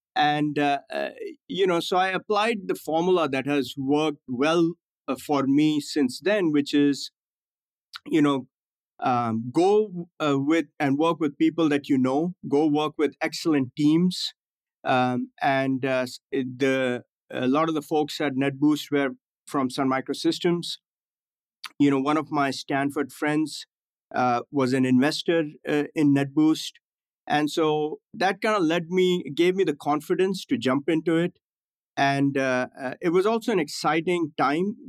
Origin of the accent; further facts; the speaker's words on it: New Delhi, Delhi, India; moved away as an adult; also born or lived in Gujarat, India / Himachal Pradesh, India / New York City, United States; now in United States; growing up in India